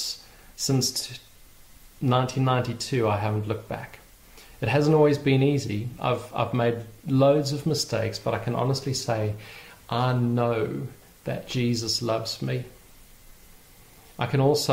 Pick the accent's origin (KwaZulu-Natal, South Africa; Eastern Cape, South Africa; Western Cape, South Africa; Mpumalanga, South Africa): Eastern Cape, South Africa; Port Elizabeth; my hometown of Port Elizabeth